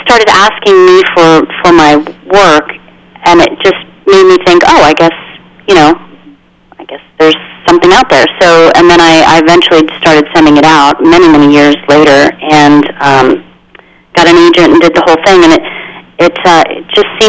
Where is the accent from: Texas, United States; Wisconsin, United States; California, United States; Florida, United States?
Texas, United States; Midland; born there; I was born in Midland, Texas, so there's that.